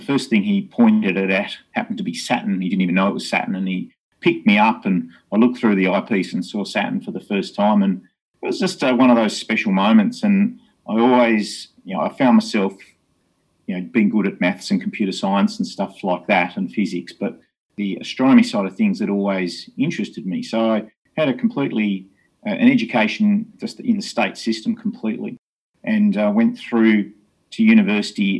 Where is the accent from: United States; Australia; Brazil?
Australia; Hobart, Tasmania; I grew up in Hobart in Tasmania and uh, born and bred here